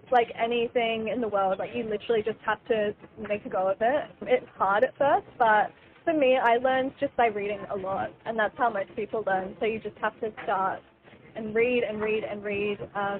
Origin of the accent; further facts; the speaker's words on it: Sunshine Coast, Queensland, Australia; also born or lived in New Zealand; So I grew up on the Sunshine Coast. I was born in New Zealand, but I moved here when I was a baby.